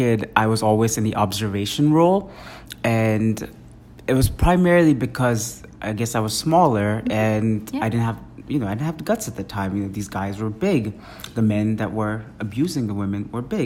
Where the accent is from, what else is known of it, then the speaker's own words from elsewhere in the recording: Mumbai, Maharashtra, India; moved away; So I grew up in India as a kid. I grew up in Mumbai specifically, very populated city.